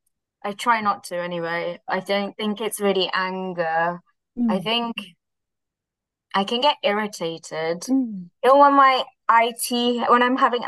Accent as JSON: {"language": "English", "country": "India", "lives_now": "London, United Kingdom", "said": "Oh, yeah, I do. I am Indian, so I think it's a I think it's just a cultural thing."}